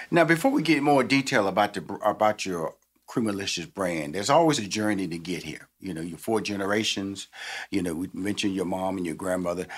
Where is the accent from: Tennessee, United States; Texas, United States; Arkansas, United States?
Texas, United States; now in Atlanta, United States; I come from Texas, which is Bluebell ice cream country. So I kind of like grew up on Bluebell ice cream